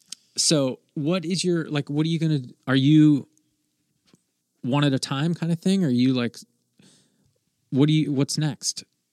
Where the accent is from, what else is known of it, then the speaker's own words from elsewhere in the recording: East Coast, United States; I'm a guy from the East Coast.